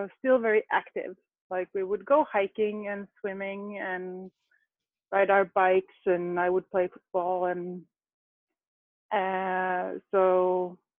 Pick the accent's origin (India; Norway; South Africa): Norway; I grew up out right outside Oslo